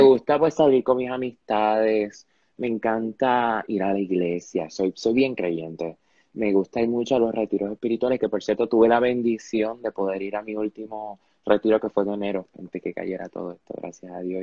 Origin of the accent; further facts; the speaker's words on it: Panama; also born or lived in Ponce, Puerto Rico; Yo vivo en Panamá, yo nací en Panamá, yo soy panameño, he vivido aquí toda mi vida.